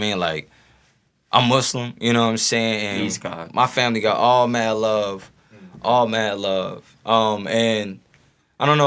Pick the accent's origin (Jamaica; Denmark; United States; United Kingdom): United States; St. Louis, Missouri; North St. Louis, Grand Natural Bridge